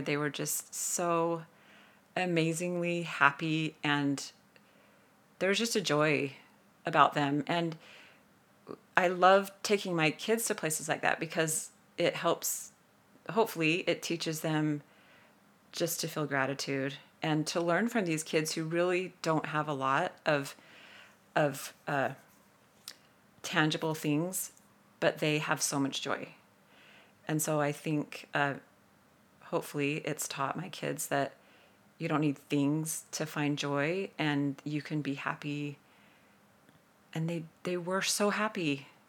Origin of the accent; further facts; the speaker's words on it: St. George, Utah, United States; I'm from Saint George, Utah, and, uh, came from a family who was always super active at getting outside